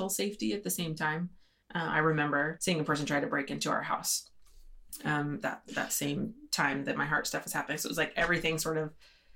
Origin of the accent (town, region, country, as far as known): Idaho, United States